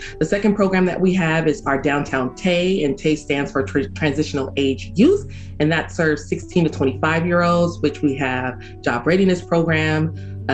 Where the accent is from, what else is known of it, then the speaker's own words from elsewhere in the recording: Oakland, California, United States; I was born and raised in Oakland, so I am, I believe, third or fourth generation Oakland.